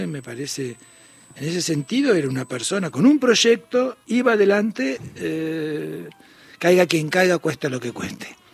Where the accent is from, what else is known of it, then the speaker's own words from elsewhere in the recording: Punta Alta, Buenos Aires Province, Argentina; yo soy de Bahía Blanco de Punta Alta